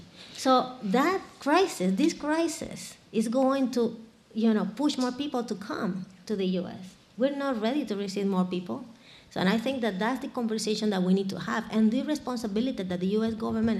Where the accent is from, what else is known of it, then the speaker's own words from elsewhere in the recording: Honduras; moved away as an adult; now in Boston, United States; I'm from Honduras